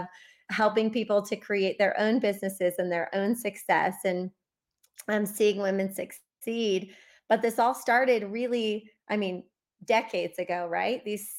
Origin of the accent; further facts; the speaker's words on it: Midwest, United States; And I grew up mostly in the Midwest, but we also moved a lot growing up.